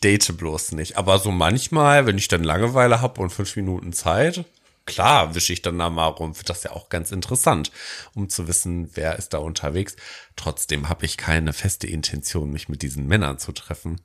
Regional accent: Detmold, North Rhine-Westphalia, Germany; meine, äh, ja, Stadt, wo ich groß geworden bin als Jugendlicher

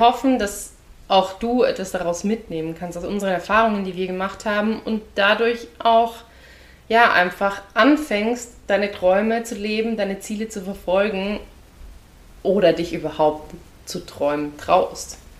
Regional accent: Austria; moved away as an adult; now in Germany; ich bin gebürtige Österreicherin, als ich aus, von Österreich nach Deutschland gezogen bin

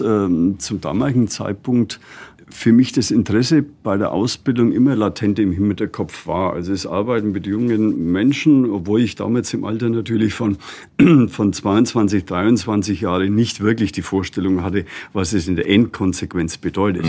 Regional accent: Germany; hier bei uns in Deutschland

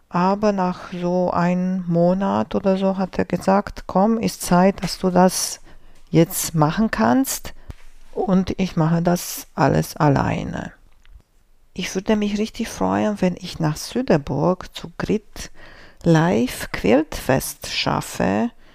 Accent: Romania; German is a second language; moved away; Ich bin groß geworden in Rumänien

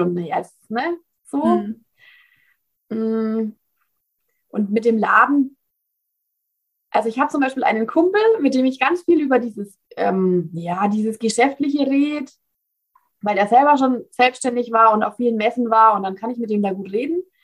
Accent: Bavaria, Germany; Ich komme aus Bayern, wie man vielleicht nicht ganz unschwer erkennen kann.

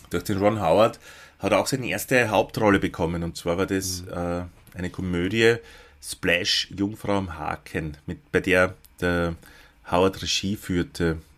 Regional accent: Lower Austria, Austria; in dem Ort wo ich aufgewachsen bin, natürlich keine gegeben, sondern im nächstgrößeren, in Krems.

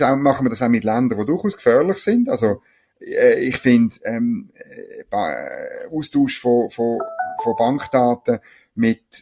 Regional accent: Bern, Switzerland; es hat in Gstaad oben, sage ich jetzt als Berner, hat's noch schöne, sicher noch schöne Anwesen

